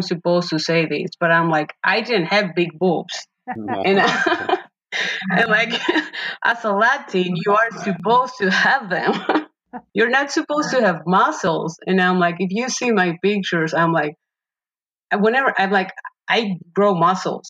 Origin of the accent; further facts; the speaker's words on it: Paraguay; moved away; I was born and raised in Paraguay, South America.